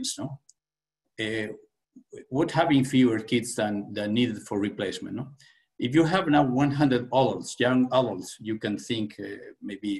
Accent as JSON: {"language": "English", "region": "Asturias", "country": "Spain", "tie": "born or raised there", "said": "in the region where I was born in Spain, in Asturias"}